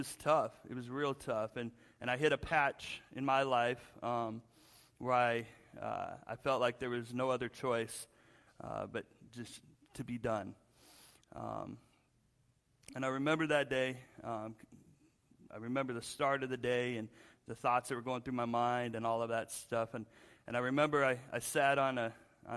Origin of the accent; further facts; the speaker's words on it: Spokane, Washington, United States; moved away as an adult; also born or lived in Seattle, Washington; I grew up in Washington State, Spokane